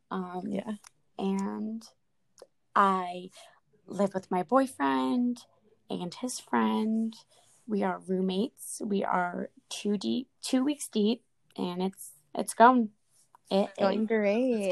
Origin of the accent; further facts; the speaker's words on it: New Jersey, United States; I'm currently 22 years old. Um, me and Sam have been friends for years since we were kids. So, so long. so long ago. Um, we're from New